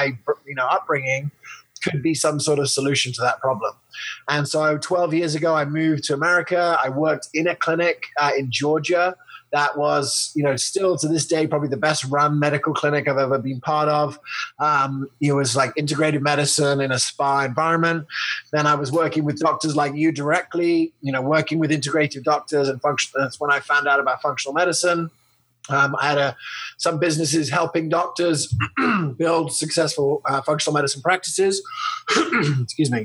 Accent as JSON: {"language": "English", "region": "England", "country": "United Kingdom", "tie": "born or raised there", "also_born_or_lived": "Loveland, Colorado, United States", "moved": "yes", "said": "I was born in Loveland, Colorado in 1980. And I grew up in England"}